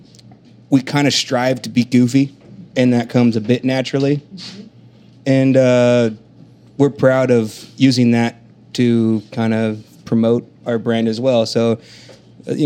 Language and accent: English; Colorado, United States; now in Oklahoma City, United States; we are from Colorado